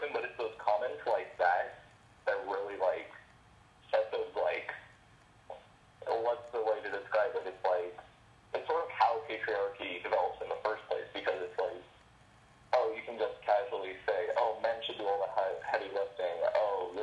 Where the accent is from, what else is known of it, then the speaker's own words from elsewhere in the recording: Central Florida, United States; I am a violinist from the Central Florida community